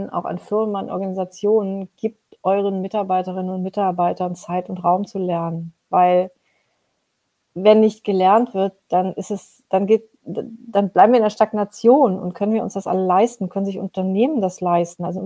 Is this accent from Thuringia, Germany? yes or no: no; Mönchengladbach, North Rhine-Westphalia, Germany; born there; Ich bin in Mönchengladbach geboren, also in Nordrhein-Westfalen.